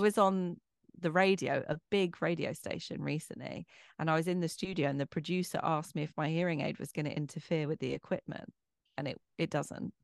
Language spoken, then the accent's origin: English; Bromley, London, United Kingdom; accent: posh; I'm from Bromley. I'm a Bromley girl.